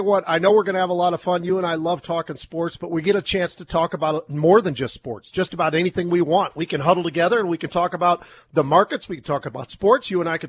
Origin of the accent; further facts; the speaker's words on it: Minneapolis, Minnesota, United States; also born or lived in San Francisco; moving from San Francisco, we got here to Minneapolis late 60s, early 70s.